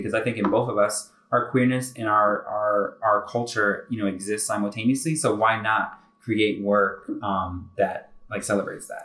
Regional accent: Connecticut, United States; I'm from Connecticut

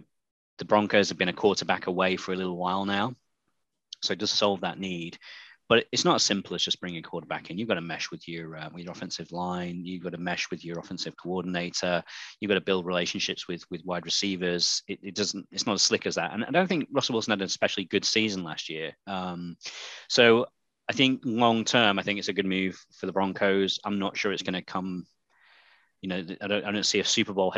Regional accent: United Kingdom; I'm British.

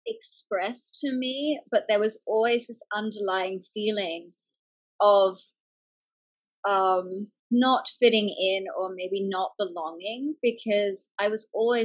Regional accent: England, United Kingdom; moved away as an adult; now in Australia; I grew up in England, actually, from 5 till 18. I went to school in England. And so moving back to Australia at 18 was moving back to my mother's home.

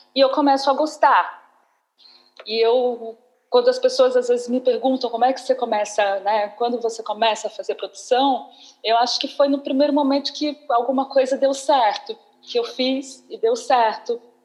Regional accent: Uberlândia, Minas Gerais, Brazil; moved away as an adult; also born or lived in Campinas; Eu passei boa parte da minha vida, né, da, da, da minha juventude, da minha infância, da minha juventude no Uberlândia, em 94, eu saí de Uberlândia para fazer a, a, a, Faculdade de Artes Cênicas na Unicamp

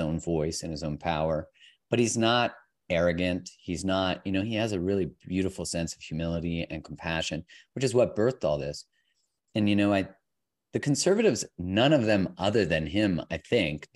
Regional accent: Alberta, Canada; moved away; also born or lived in Vancouver; I grew up in Alberta

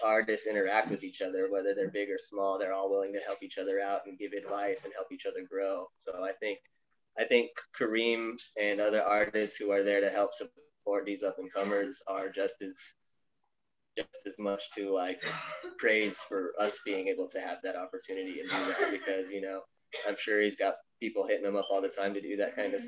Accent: Tucson, Arizona, United States; Born and raised Tucson, Arizona

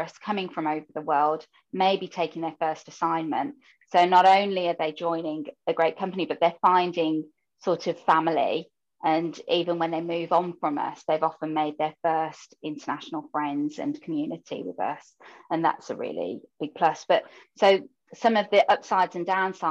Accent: Birmingham, West Midlands, United Kingdom; first language English; now in Netherlands; you can hear from my voice that I'm from the UK and Birmingham specifically, if anybody's from there. And English, therefore, is my first language and native language.

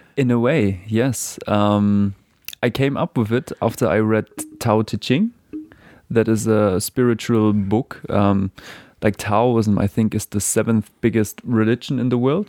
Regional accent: Germany; moved away as an adult; now in New Zealand; I was born in Germany

